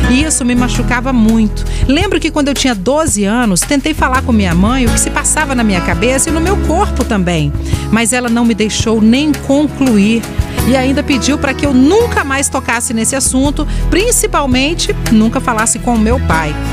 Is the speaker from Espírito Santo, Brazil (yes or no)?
yes; Vila Velha, Espírito Santo, Brazil; sou de Vila Velha.